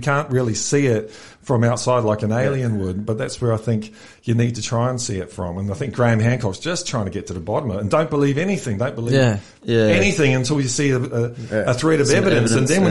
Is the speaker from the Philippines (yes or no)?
no; England, United Kingdom; now in Australia; I'm an Aussie, actually. I'm both of them.